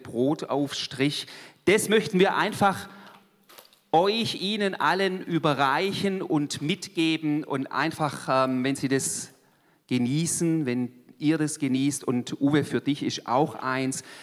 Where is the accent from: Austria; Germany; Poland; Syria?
Germany; Swabia; Ich bin eigentlich Schwabe